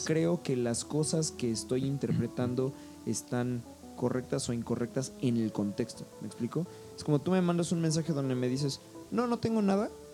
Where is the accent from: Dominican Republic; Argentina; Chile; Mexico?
Mexico; yo soy más mexicano que los nopales